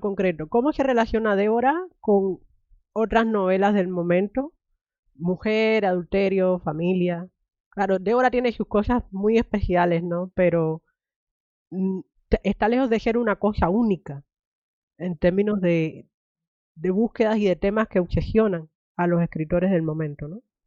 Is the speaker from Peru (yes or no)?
no; Cuba; moved away; me crié en Cuba